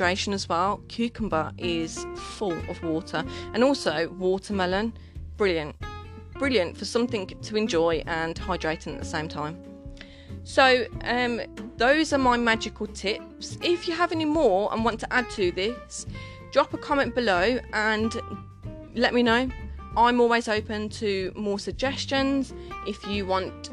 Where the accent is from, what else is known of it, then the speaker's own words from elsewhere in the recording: Birmingham, West Midlands, United Kingdom; I'm from Birmingham, so maybe my lingo is completely different